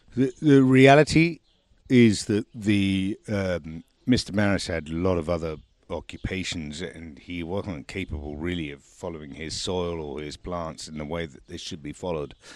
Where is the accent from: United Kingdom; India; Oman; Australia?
United Kingdom; England; now in France; I was born in England, and I am here talking to you from the south of France